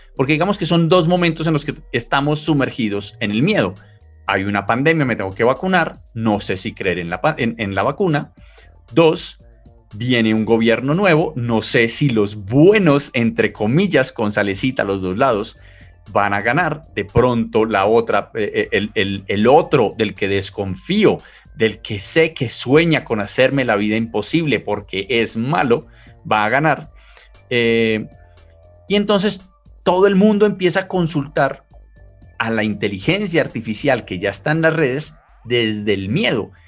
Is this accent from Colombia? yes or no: yes; Colombia; soy colombiano